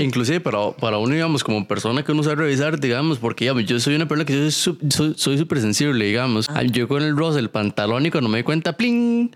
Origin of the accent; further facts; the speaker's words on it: Costa Rica; soy de Costa Rica